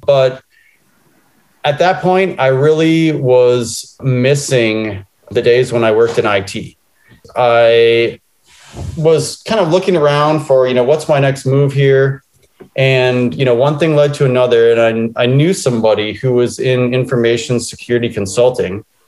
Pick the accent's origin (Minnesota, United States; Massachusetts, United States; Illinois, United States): Minnesota, United States; Minneapolis; I grew up in Minneapolis, Minnesota, I went to the University of Minnesota